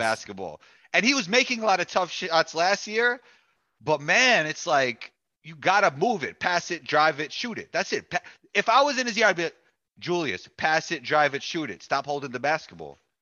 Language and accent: English; New York, United States; I'm from New York